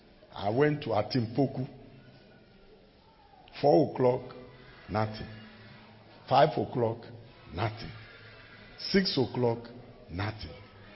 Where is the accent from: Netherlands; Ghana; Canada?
Ghana; Accra, Greater Accra; And of course, when I went back to school, I'm from Accra.